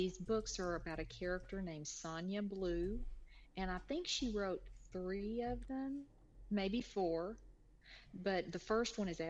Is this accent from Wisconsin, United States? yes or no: no; Lufkin, Texas, United States; I grew up in Lufkin, Texas, which is in the Piney Woods region of East Texas. It's about 2 hours north of Houston. It's about 4 hours south of Dallas.